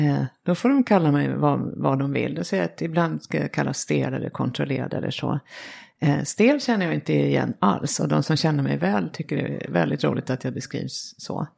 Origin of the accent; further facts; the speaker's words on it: Sweden; som svensk